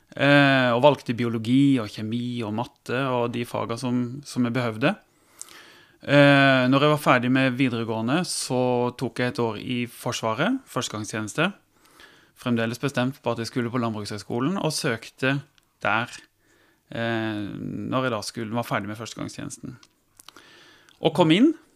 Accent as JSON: {"language": "Norwegian", "town": "Tvedestrand", "region": "Agder", "country": "Norway", "moved": "yes", "lives_now": "Kristiansand, Norway", "said": "Jeg kommer fra Holt, ja, som er, er litt inn i Tvedestrand kommune, opp mot Vegårshei"}